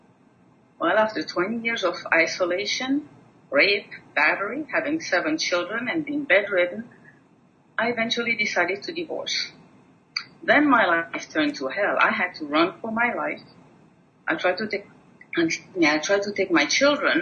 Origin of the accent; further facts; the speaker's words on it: Switzerland; moved away; I was born and raised in Switzerland